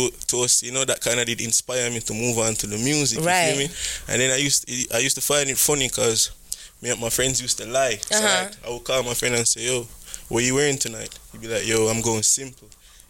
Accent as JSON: {"language": "English", "town": "Kingston", "country": "Jamaica", "tie": "born or raised there", "moved": "as an adult", "lives_now": "United States", "said": "I'm from Kingston, Jamaica, you know, I was born there, went to school, primary school, high school. I never went to college in Jamaica, because that period, during when I was 21, I came to America and stuff."}